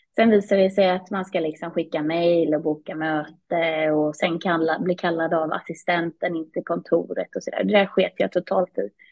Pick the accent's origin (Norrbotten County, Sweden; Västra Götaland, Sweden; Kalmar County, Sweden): Kalmar County, Sweden; Vimmerby; moved away as an adult; also born or lived in England; now in Stockholm, Sweden; Jag är uppvuxen i eh, Vimmerby, Småland, så inte så långt från Kalmar där jag pluggade.